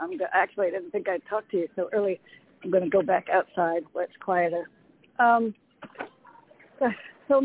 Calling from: Connecticut, United States; Hi, Reverend James. … from Connecticut.

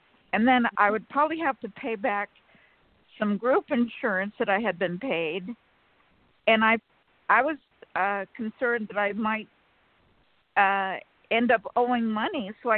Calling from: California, United States; from California.

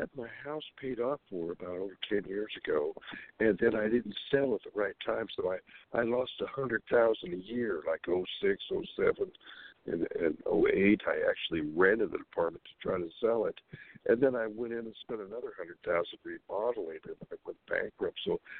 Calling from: Sacramento, California, United States; calling from California, Sacramento, California.

